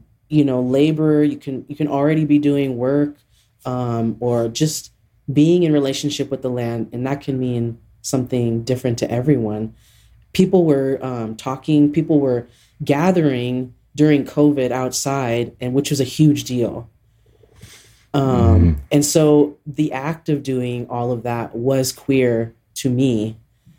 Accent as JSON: {"language": "English", "region": "eastern Montana", "country": "United States", "tie": "born or raised there", "also_born_or_lived": "Seattle, Washington / New Mexico", "moved": "yes", "lives_now": "Albuquerque, United States", "said": "I grew up in Montana. I grew up in a small farming, rural farming community in eastern Montana"}